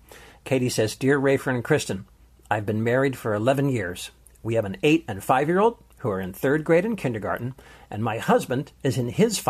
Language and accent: English; Canada; now in United States; We live in the States, but I'm from Canada and have no family close by.